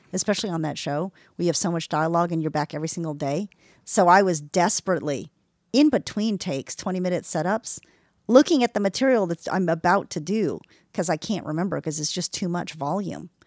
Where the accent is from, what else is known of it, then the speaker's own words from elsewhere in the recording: Texas, United States; I'm from Texas